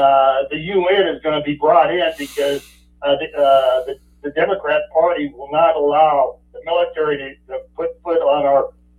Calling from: Idaho, United States; Yeah, … in Idaho.

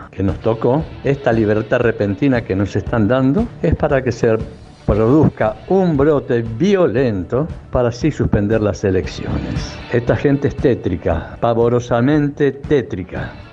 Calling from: Olivos, Buenos Aires Province, Argentina; Sí, buenas tardes, Alejandro. … de Olivos

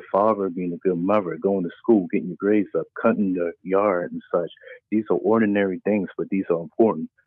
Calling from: Maryland, United States; I'm coming from Maryland.

